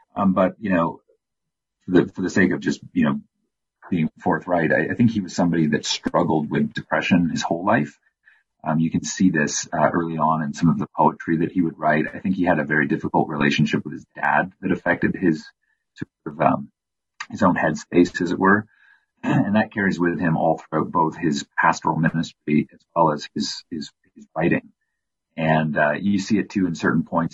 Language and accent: English; Windsor, Ontario, Canada; my hometown of Windsor, Ontario